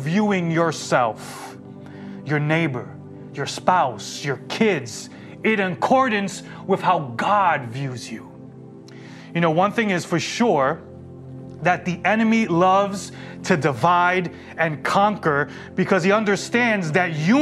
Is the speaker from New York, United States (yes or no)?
yes; New York City, New York, United States; growing up in New York City